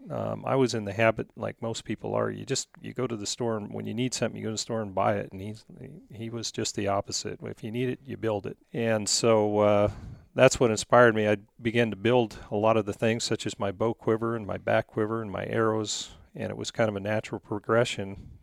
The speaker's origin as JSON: {"language": "English", "town": "Goble", "region": "Oregon", "country": "United States", "tie": "born or raised there", "said": "I grew up in, uh, a little town of Gobel, Oregon."}